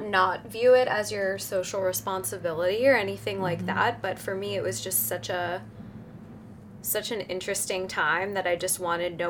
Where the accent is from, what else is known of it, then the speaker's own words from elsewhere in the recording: Cincinnati, Ohio, United States; now in New York City, United States; I am originally from Cincinnati, Ohio, and I currently live in New York City in the Financial District.